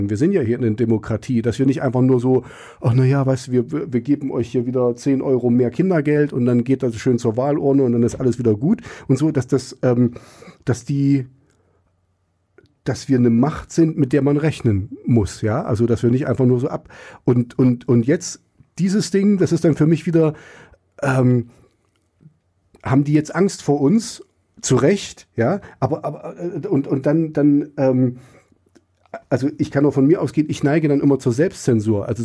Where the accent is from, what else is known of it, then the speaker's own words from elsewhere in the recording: East Germany, Germany; Und ich bin ja auch im Osten groß geworden. Ich wusste auch, in der Schule muss ich anders reden als zu Hause.